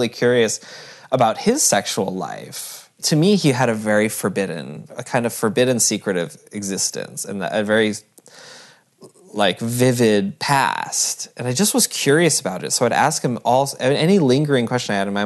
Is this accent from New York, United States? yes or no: no; Barre, Vermont, United States; I grew up in Barrie, Vermont.